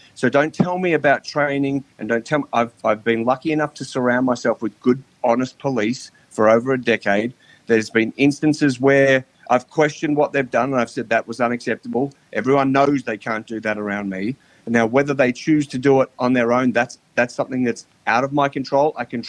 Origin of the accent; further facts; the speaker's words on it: Australia; You know, I came from Australia and I have a very sort of happy-go-lucky sort of attitude in my policing manner.